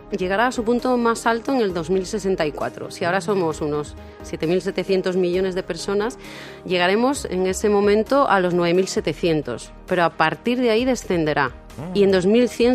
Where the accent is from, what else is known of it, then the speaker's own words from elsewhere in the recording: Cádiz, Andalusia, Spain; also born or lived in Seville; now in Madrid, Spain; soy sevillana y criada en Cádiz.